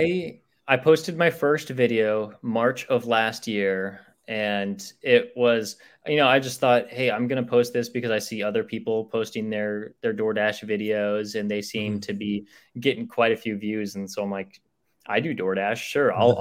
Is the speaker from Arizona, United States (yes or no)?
yes; Chandler, Arizona, United States; I grew up in in Chandler, so it was uh, about like 30 minutes away from like downtown Phoenix